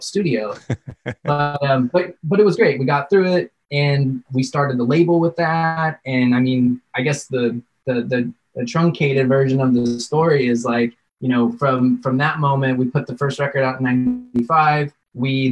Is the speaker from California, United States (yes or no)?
yes; Big Bear Lake, California, United States; I grew up in Big Bear Lake, which is a small mountain town and you know, outside of LA, a couple hours.